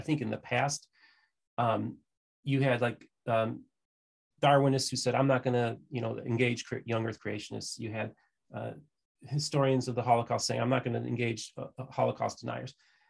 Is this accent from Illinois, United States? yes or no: no; Indiana, United States; I'm from Northwest Indiana